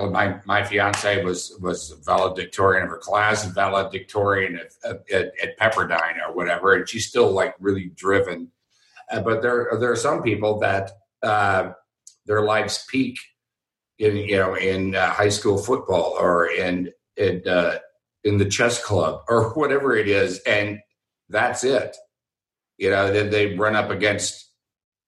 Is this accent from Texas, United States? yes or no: yes; Houston, Texas, United States; I grew up in Houston